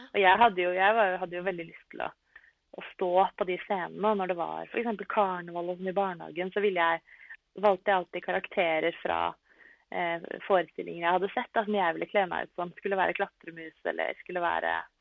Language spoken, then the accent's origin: Norwegian; Norway; also born or lived in Italy; Jeg er oppvokst i Norge